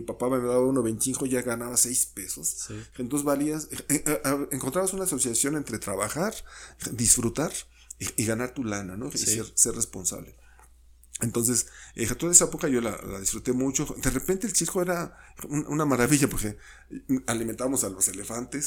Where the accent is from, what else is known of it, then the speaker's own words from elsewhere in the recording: Mexico City, Mexico; yo nací en, en, la Ciudad de México, en Tonalá 54